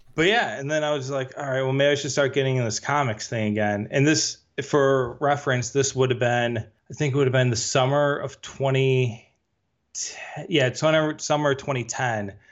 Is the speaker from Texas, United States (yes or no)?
no; Chicago, Illinois, United States; I'm from the Chicagoland area